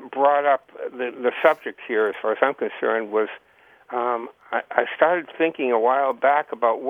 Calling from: Heartland, Vermont, United States; I'm calling from Heartland, Vermont.

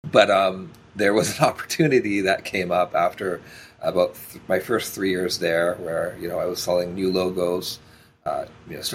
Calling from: Toronto, Ontario, Canada; I'm joining from beautiful Toronto, Canada.

